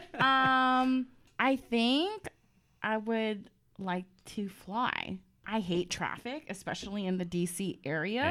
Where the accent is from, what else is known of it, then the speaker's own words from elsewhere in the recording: San Diego, California, United States; now in Washington, D.C., United States; I'm originally from San Diego.